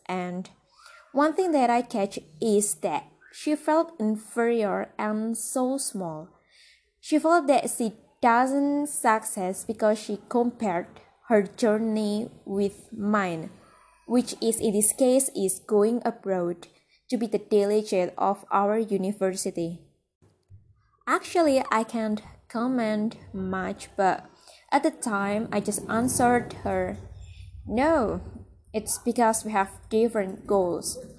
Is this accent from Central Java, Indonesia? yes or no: yes; Central Java, Indonesia; I was born in a rural village. It's very peaceful, you know. You have to visit it when you come to central Java.